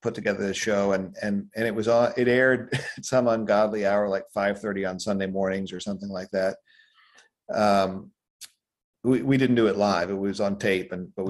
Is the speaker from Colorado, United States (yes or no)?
yes; Denver, Colorado, United States; I grew up in Denver, Colorado